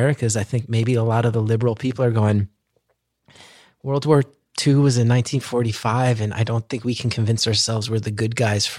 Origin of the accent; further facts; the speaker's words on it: New Jersey, United States; I love being from New Jersey